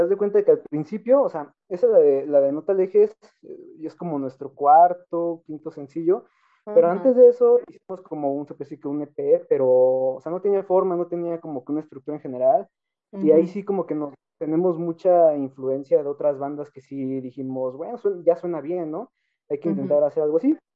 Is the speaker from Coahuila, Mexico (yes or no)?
no; Atizapán de Zaragoza, State of Mexico, Mexico; sí somos aquí de México, del, estado. del estado de México.